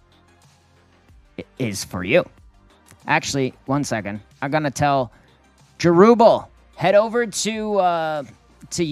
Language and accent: English; Durham Region, Ontario, Canada; moved away; this is my hometown